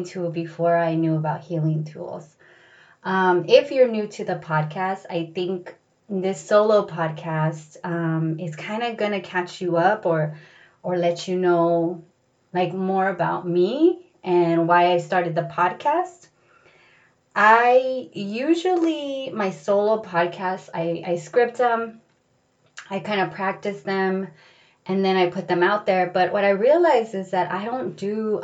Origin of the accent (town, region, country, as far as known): San Diego, California, United States; born or raised there; moved away as an adult; also born or lived in Los Angeles